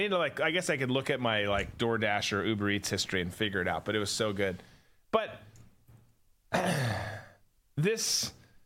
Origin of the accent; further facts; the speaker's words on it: Minnesota, United States; now in Florida, United States; I grew up in Minnesota, came down here